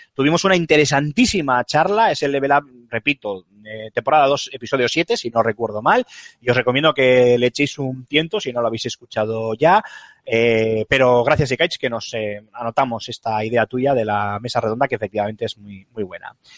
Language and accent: Spanish; San Asensio, La Rioja, Spain; en mi pueblo, en San Asensio, La Rioja, un pueblo que, al que os invito a todos que, visitéis porque es maravilloso